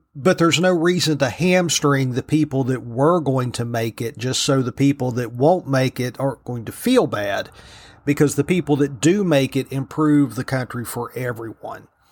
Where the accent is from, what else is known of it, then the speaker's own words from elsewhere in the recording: Virginia, United States; Virginia, my home state, the Old Dominion